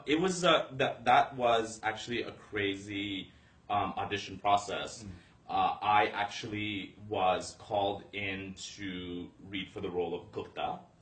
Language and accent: English; Calgary, Alberta, Canada; moved away as an adult; also born or lived in Toronto, Ontario; now in Los Angeles, United States; I was born in uh, Toronto, and then was there for a little bit, but then actually was raised. My childhood was in Calgary, Alberta.